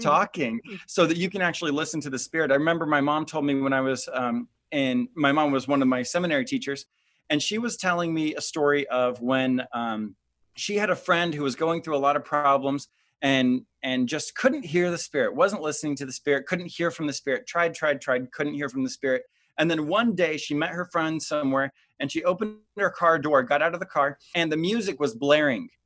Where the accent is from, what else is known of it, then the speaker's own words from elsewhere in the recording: Midwest, United States; I grew up in the Midwest